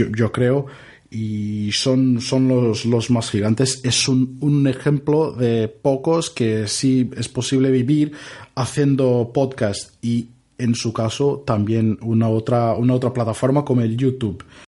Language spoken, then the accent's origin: Spanish; Brazil; Spanish is a second language; moved away as an adult; now in Barcelona, Spain; Soy, soy de Brasil